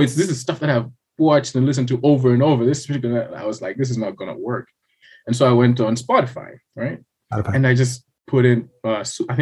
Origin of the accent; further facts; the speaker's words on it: Blantyre, Southern Region, Malawi; also born or lived in Lilongwe, Malawi; I was originally from Blantyre, so I moved to the capital, worked there for about 3 years, and then now I moved back here